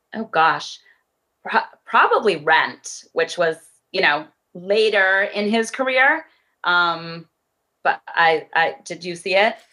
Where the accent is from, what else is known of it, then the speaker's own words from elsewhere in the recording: Framingham, Massachusetts, United States; I grew up in Framingham, Massachusetts